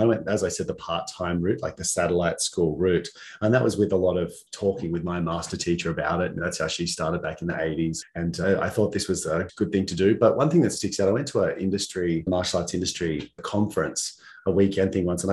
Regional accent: Muswellbrook, New South Wales, Australia; also born or lived in Singleton / Gosford, Central Coast; I grew up in the Hunter Valley in a town called Musslebrook and lived there until I was probably about 12, 13 years of age.

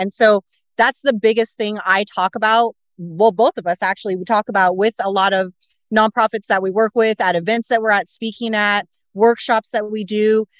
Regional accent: Corvallis, Oregon, United States; I grew up in Corvallis, Oregon, of all places

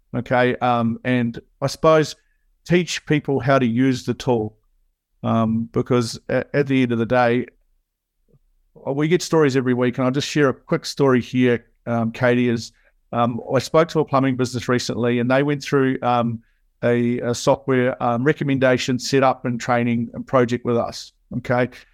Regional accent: New Zealand; as you can hear, I'm a Kiwi. So, um, in New Zealand, growing up

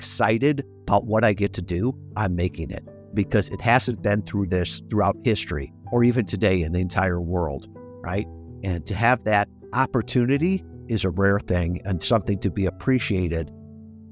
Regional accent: suburbs of Chicago, Illinois, United States; moved away as an adult; I grew up in Mayberry, out in the suburbs of Chicago

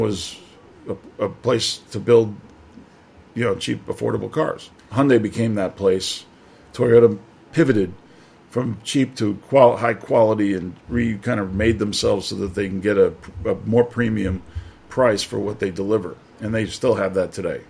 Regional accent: New York, United States; moved away as an adult; also born or lived in Detroit; now in Shanghai, China; I'm from New York

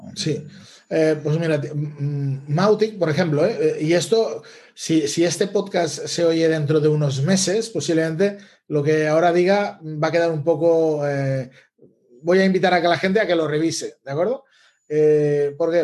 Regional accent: Les Borges Blanques, Catalonia, Spain; also born or lived in Barcelona; volver a Lleida, a mi ciudad, porque yo soy de Lleida. Bueno, soy de Les Borges Blanques, un pueblo o una ciudad pequeña al lado de, de Lleida

